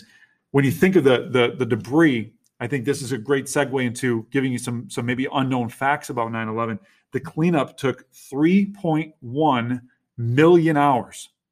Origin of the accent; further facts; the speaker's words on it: Little Falls, New York, United States; now in Utica, United States; I grew up in, around the Little Falls, New York area